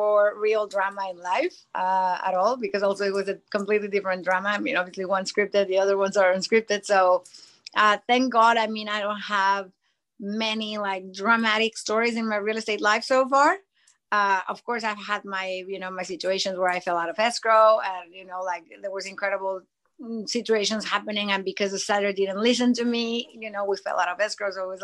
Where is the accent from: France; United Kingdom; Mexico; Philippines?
Mexico; Mexico City; moved away as an adult; now in United States; I lived in Mexico my most of my life, until 16, 17 years ago. And then when I moved to the States